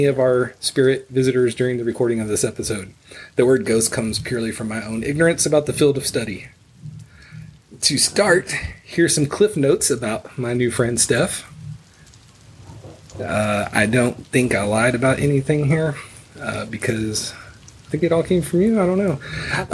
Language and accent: English; Houston, Texas, United States; Houston, Texas, my hometown